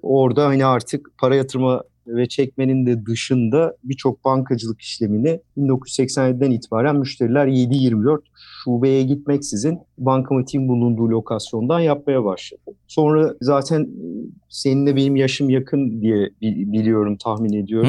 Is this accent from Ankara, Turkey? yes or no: yes; Ankara, Turkey; Ankaralıyım. Ee, ilk orta ve lise eğitimi Ankara'da tamamladım.